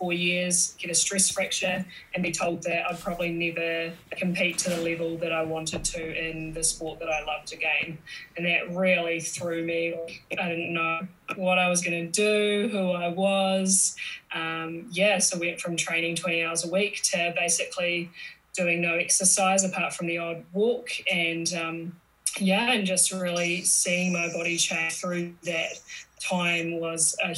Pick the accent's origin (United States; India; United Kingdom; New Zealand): New Zealand; I'm from New Zealand, so that's where my accent's from.